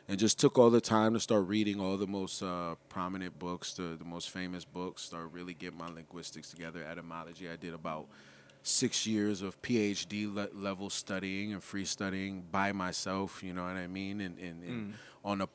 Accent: New Haven, Connecticut, United States; I grew up in the Hill, Howard and Spring area in New Haven, Connecticut.

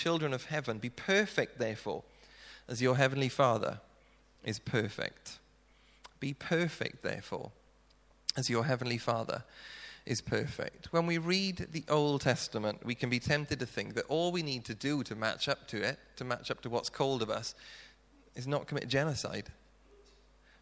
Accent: South Wales, United Kingdom; moved away; being Welsh, we tend to talk really quickly, and if I was doing this in Wales, I reckon I could probably talk at twice the speed, which means I could probably get through about 30 minutes in my old church in South Wales

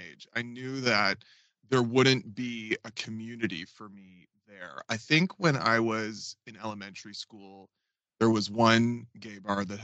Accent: Fredericton, New Brunswick, Canada; moved away as an adult; also born or lived in Toronto / New York; growing up in Fredericton, so far removed from any of that industry

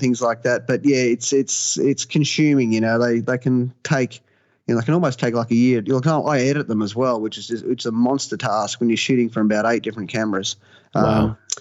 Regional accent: Gold Coast, Queensland, Australia; I was born and bred on the Gold Coast here in Queensland

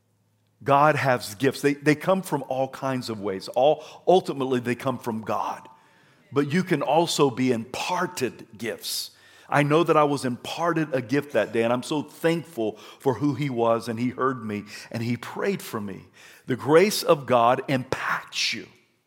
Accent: Idaho, United States; I'm from Idaho

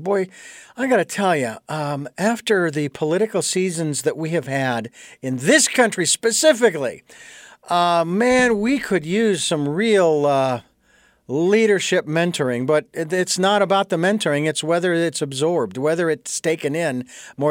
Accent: Phoenix, Arizona, United States; moved away; north of Phoenix, Arizona, my hometown.

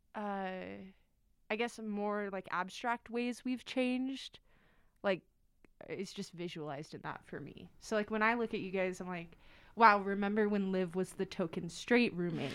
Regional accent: Las Vegas, Nevada, United States; moved away as an adult; now in Salt Lake City, United States; I'm from Las Vegas, Nevada

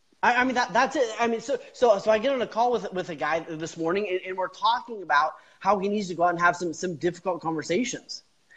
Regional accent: Canada; also born or lived in Kansas / Alaska; I grew up in born in Kansas. Grew up in Canada. 10 years in Alaska.

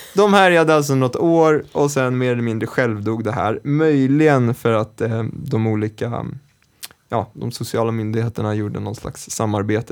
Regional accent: Stockholm, Stockholm County, Sweden; jag är från Kista

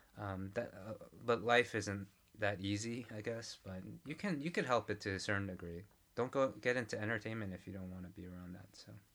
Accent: New York, United States; now in Korea; I grew up in New York

